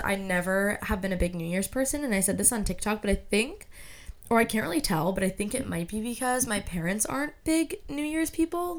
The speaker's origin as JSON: {"language": "English", "country": "United States", "said": "I'm American"}